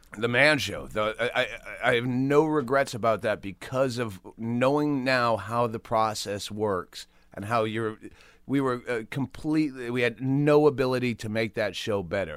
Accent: Worcester, Massachusetts, United States; moved away; Worcester, Mass

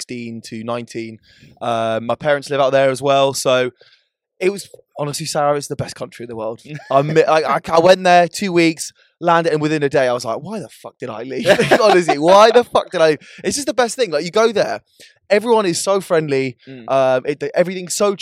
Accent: Ireland; I'm Irish

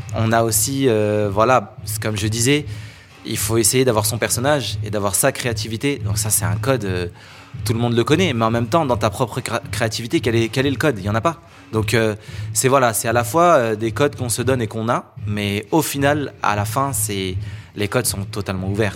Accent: France; pour nous, en tant que Français, c'est historique

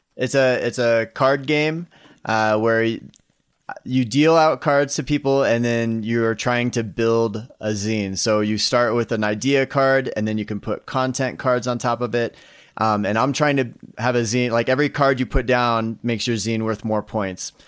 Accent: Iowa, United States; moved away; I grew up in Iowa, grew up in the Midwest

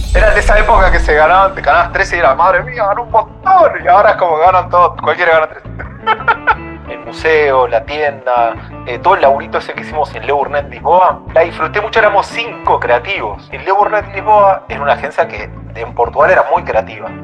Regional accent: Mendoza, Argentina; now in Madrid, Spain; yo soy de Mendoza, Mendoza

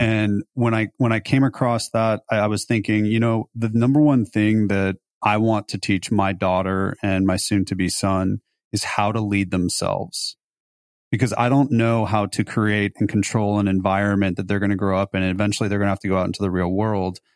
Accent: Beverly Hills, California, United States; also born or lived in Los Altos, California / Davis, California; I grew up in Beverly Hills

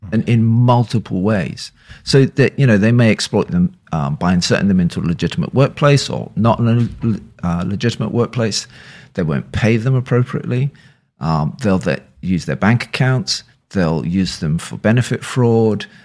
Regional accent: Leeds, Yorkshire and the Humber, United Kingdom; also born or lived in London; now in Bristol, United Kingdom; I was born in Leeds. I'm a Yorkshireman.

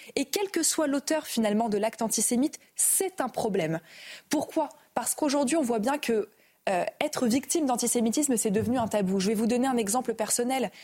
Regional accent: France; en tant que française

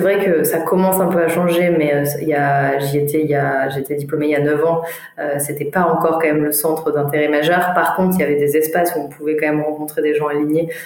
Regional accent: Grenoble, Auvergne-Rhône-Alpes, France; moved away as an adult; now in Paris, France; j'ai grandi pendant, pendant 20 ans à Grenoble

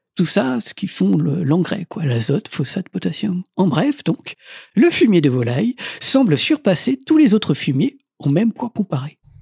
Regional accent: France; chez nous en France métropolitaine

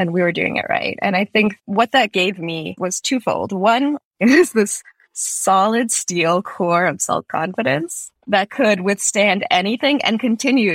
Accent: Fremont, California, United States; also born or lived in St. Petersburg, Russia / Boston, Massachusetts; now in San Francisco, United States; we came over when I was 3 and my sister was 6. First to Boston, then to the Bay Area, to Fremont

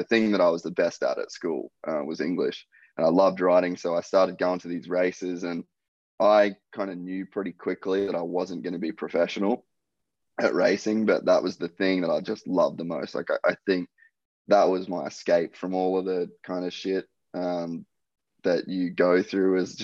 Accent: Cairns, Queensland, Australia; moved away as an adult; also born or lived in United States; So I grew up in Cairns in Queensland, real young parents.

